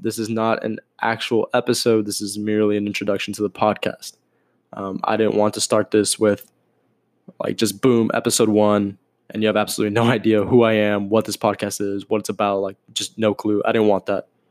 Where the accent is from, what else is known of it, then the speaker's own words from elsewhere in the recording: Miami, Florida, United States; I am born and raised in Miami, still in Miami